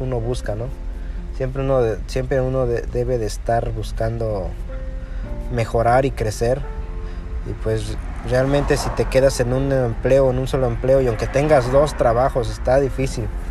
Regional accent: Mexico; moved away as an adult; now in United States; Nosotros somos de México, venimos de México, y nos venimos realmente por el nivel de seguridad que hay allá.

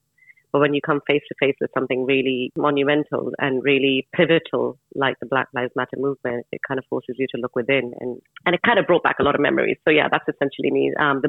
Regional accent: Japan; also born or lived in India; now in United Kingdom; I was born in India, raised in Japan, and I've been living in the UK since 2000. You know, I am Indian, I'm brown

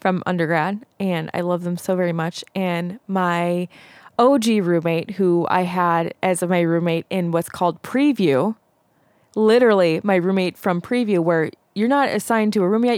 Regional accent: Zion, Illinois, United States; we grew up in Zion, Illinois

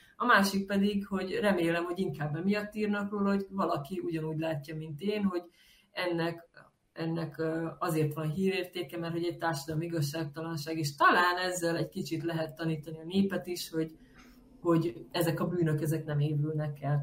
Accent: Hungary; én, mint magyar ember

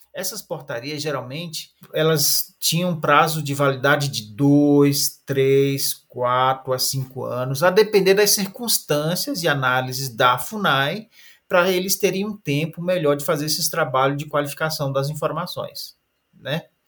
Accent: Maronal village, Javari Valley, Amazonas, Brazil; now in Brasília, Brazil; eu sou da aldeia Maronal, do Vale do Javari. A terra indígena Vale do Javari está localizada no na parte do estado do Amazonas

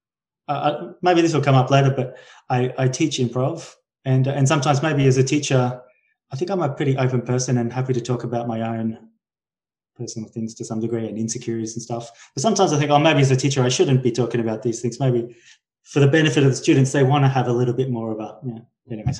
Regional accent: Brisbane, Queensland, Australia; I'm from Brisbane in Australia, which is the third biggest city

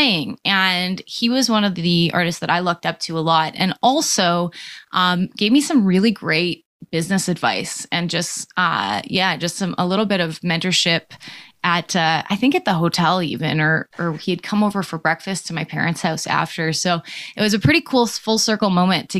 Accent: Stavely, Alberta, Canada; now in Calgary, Canada; I actually live in Calgary, Alberta now, but I grew up in Stavely, Alberta

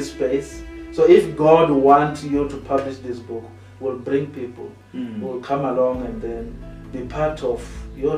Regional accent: Venda, Limpopo, South Africa; We come from Venda, all of us.

